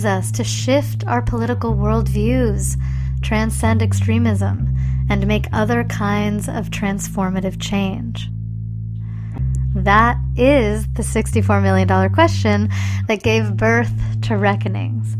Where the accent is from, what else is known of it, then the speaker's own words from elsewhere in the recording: North Bay, California, United States; first language Spanish; English is a second language; I grew up in the North Bay